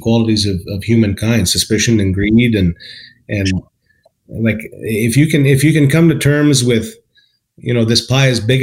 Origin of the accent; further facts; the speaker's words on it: Calgary, Alberta, Canada; also born or lived in West Coast; now in Calgary, Canada; I grew up in Calgary, and then after when I got married, I moved to the West Coast